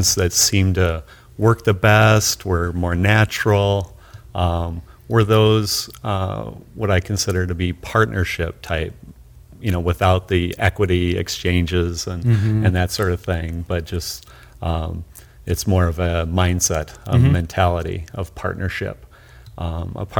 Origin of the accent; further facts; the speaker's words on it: United States; as an American